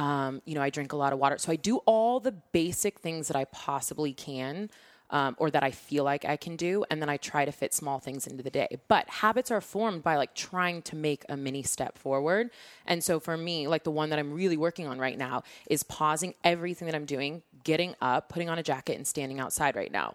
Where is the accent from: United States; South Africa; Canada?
United States; Seattle, Washington; born and raised in Seattle